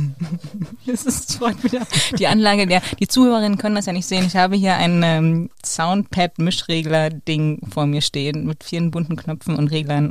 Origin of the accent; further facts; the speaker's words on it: Berlin, Germany; als Berlinerin